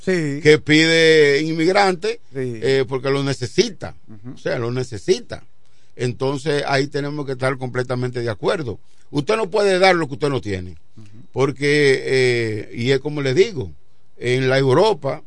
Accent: Dominican Republic; como dominicanos

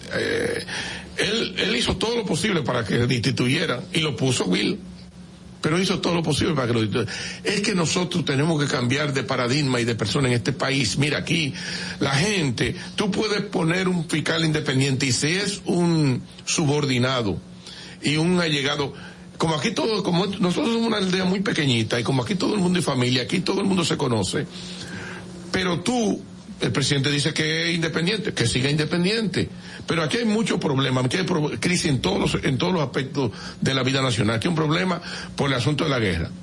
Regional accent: San Pedro de Macorís, Dominican Republic; yo que soy de San Pedro de Macorís

